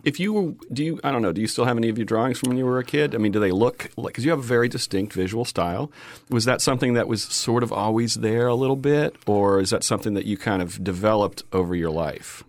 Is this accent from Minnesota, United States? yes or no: no; Fort Myers, Florida, United States; I grew up in Fort Myers